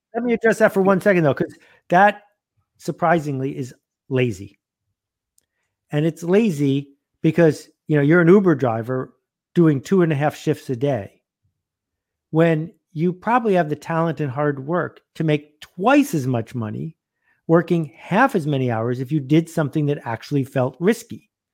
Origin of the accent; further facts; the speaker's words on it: Buffalo, New York, United States; I grew up in Buffalo playing hockey